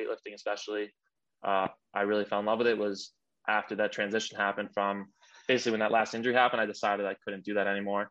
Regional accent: Long Island, New York, United States; We're actually both from Long Island, and yep. You know, I grew up in like the big soccer culture here

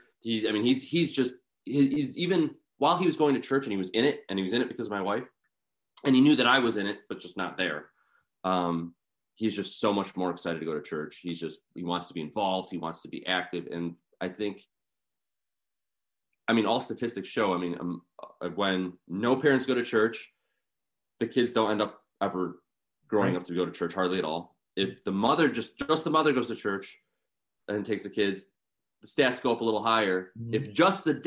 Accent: Sterling Heights, Michigan, United States; moved away as an adult; also born or lived in East Coast; I ended up being the pastoral assistant at the parish I grew up at, St. John in Sterling Heights, Michigan

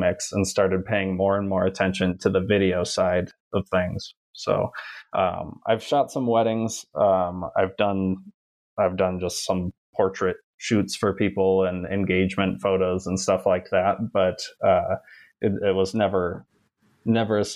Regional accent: Kalamazoo, Michigan, United States; moved away as an adult; now in Colorado, United States; I'm also a Michigan native, where we call pop, pop. soda happens somewhere else. So I'm from Kalamazoo. I grew up there

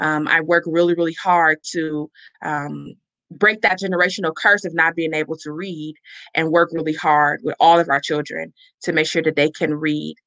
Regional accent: Chicago, Illinois, United States; I'm originally from Chicago, Illinois

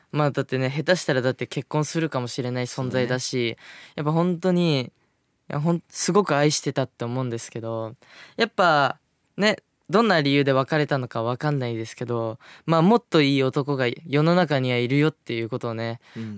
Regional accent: Fukuoka, Japan; 僕、福岡 出身

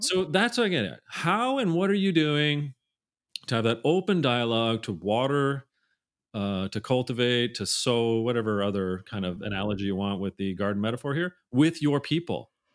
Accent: Canada; being Canadian, I say Z a lot

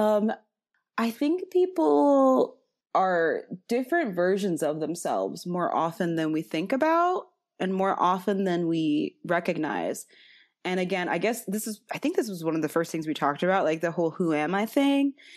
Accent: Chicago, Illinois, United States; I was from Chicago

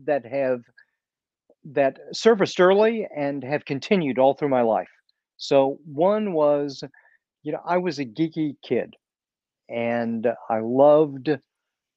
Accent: Kansas City, Missouri, United States; also born or lived in England; I was born in the Kansas City area, and I lived here most of my life.

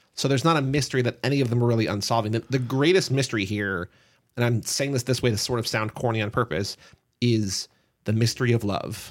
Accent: New Jersey, United States; we are two guys from New Jersey

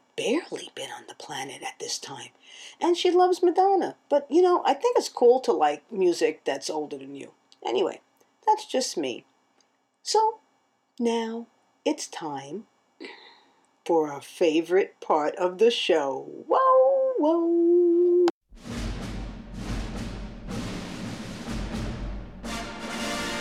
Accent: New York City, New York, United States; also born or lived in South Shore, Long Island; I grew up in the Bronx

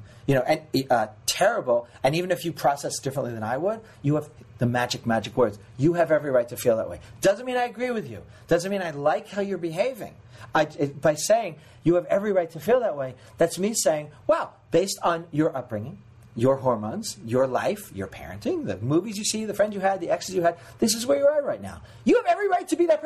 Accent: New York, United States; now in Los Angeles, United States; I'm from New York. Everybody fucking reads.

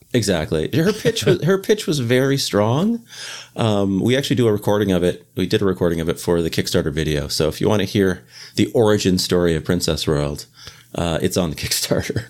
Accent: Canada; moved away as an adult; now in Boston, United States

